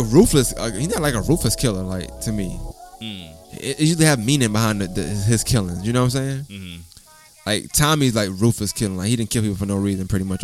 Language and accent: English; New York, United States; I'm from New York